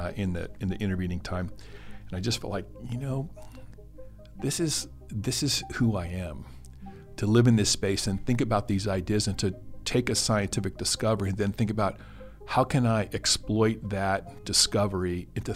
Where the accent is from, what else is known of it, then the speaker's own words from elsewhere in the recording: Hebron, Nebraska, United States; now in Lincoln, United States; I grew up in Hebron, Nebraska, about 90 miles south and west of Lincoln